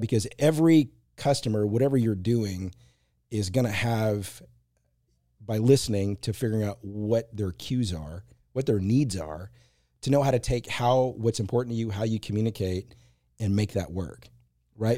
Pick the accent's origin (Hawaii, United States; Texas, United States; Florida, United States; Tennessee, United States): Texas, United States; Marshall; moved away; two in Marshall where I grew up